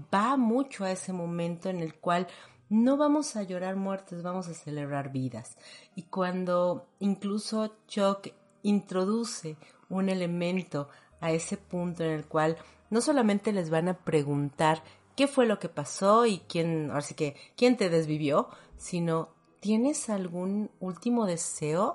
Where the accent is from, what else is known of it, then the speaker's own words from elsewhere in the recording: Mexico; nosotros como mexicanos